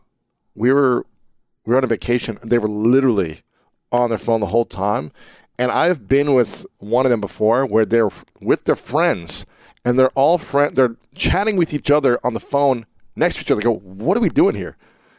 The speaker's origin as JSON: {"language": "English", "region": "Ohio", "country": "United States", "tie": "born or raised there", "said": "For me, growing up in Ohio, I was born in 83"}